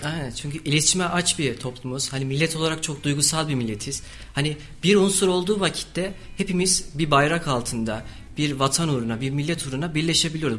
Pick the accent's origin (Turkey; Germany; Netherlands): Turkey; Kayseri Province; also born or lived in Erzurum; aslen Erzurumluyum ama Kayseri'de doğup büyüdüm